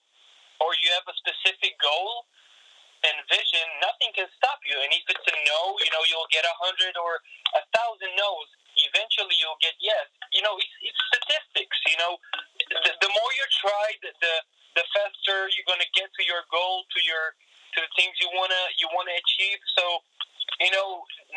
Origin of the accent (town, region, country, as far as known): Israel; born or raised there; moved away as an adult; now in United States